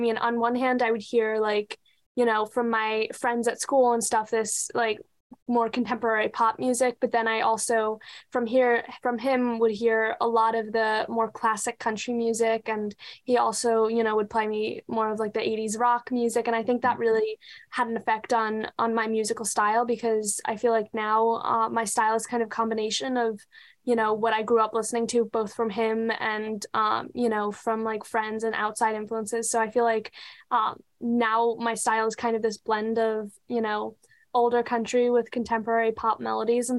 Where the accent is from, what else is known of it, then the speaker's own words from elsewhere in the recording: Pennsylvania, United States; now in Nashville, United States; I grew up in a part of Pennsylvania where, you know, there was like a lot of music around me